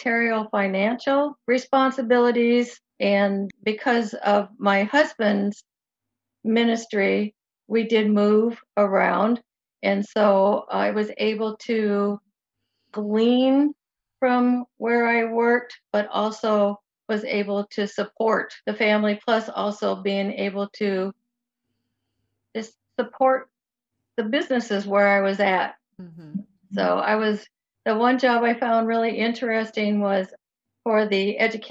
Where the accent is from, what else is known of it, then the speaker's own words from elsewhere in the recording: Moline, Illinois, United States; I was raised in Moline, Illinois, was where I live right now